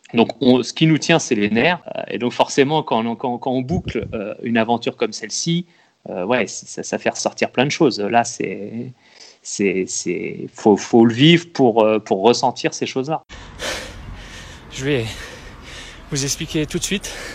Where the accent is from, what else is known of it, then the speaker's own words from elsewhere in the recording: Loir-et-Cher, Centre-Val de Loire, France; Moi je viens de, je suis du Loir-et-Cher